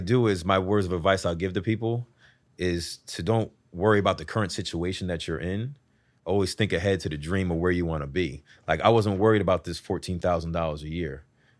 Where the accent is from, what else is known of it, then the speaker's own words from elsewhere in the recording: New Haven, Connecticut, United States; I'm right next door. You heard of Connecticut?